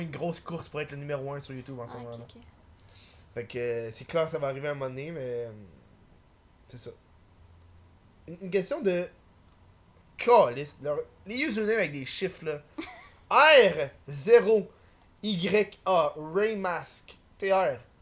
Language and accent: French; Montreal, Quebec, Canada; je suis de Montréal